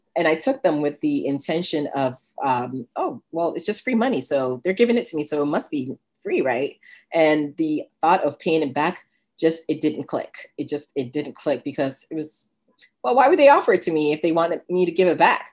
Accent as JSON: {"language": "English", "country": "Ghana", "tie": "born or raised there", "moved": "yes", "said": "I was born in Ghana, West Africa"}